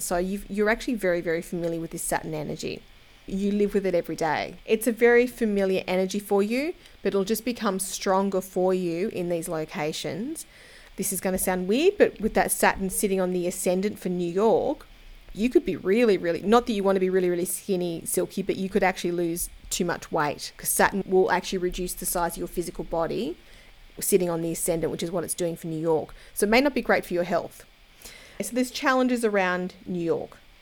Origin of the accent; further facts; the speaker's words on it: Australia; I'm an Aussie